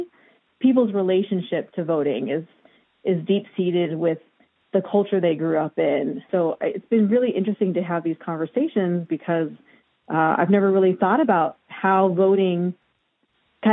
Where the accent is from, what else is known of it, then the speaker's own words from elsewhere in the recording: Hawaii, United States; moved away; my sister and I, we grew up in Hawaii, and we were Japanese American